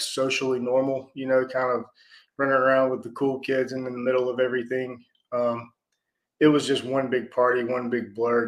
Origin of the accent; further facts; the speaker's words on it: Atlanta, Georgia, United States; born in South Atlanta, so that was back in 1980